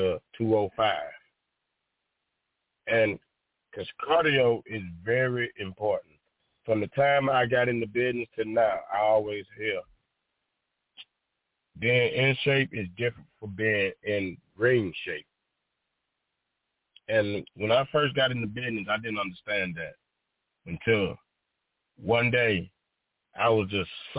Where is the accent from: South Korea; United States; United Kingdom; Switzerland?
United States; Alabama; born or raised there